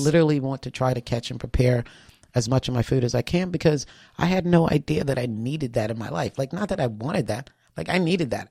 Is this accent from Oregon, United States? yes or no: no; Charleston, South Carolina, United States; born or raised there